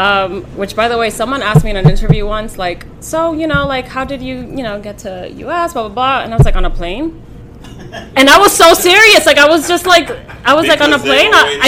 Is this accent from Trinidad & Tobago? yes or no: no; New York City, New York, United States; also born or lived in Santo Domingo, Dominican Republic / Bronx, New York; I lived in the Bronx briefly, and then I grew up in Washington Heights. And then eventually moved back to the Bronx.